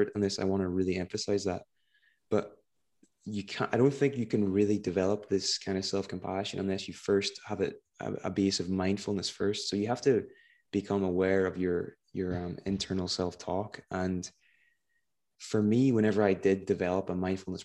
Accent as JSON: {"language": "English", "region": "Northern Ireland", "country": "United Kingdom", "said": "I'm from Northern Ireland"}